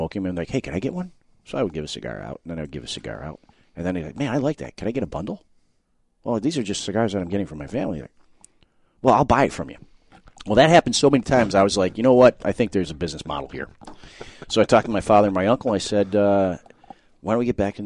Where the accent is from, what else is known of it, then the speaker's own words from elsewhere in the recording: Chicago, Illinois, United States; I was born and raised in Chicago, and I grew up an American kid